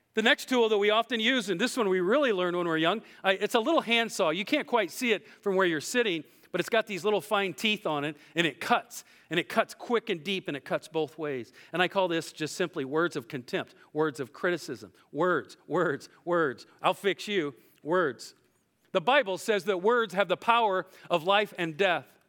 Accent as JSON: {"language": "English", "region": "Iowa", "country": "United States", "said": "I'm from Iowa"}